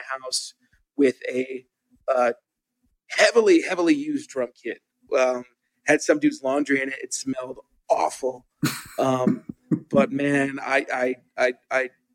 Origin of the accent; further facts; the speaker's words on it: Tulsa, Oklahoma, United States; I grew up in Tulsa, Oklahoma. My mom and I moved there when I was a little baby